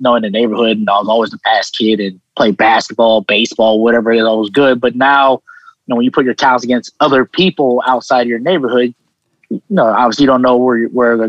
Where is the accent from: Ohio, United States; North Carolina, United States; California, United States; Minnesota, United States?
Ohio, United States; Westerville; moved away as an adult; also born or lived in Columbus, Ohio; born in Columbus, Ohio, but raised in a town called Westerville, which is a suburb of Columbus.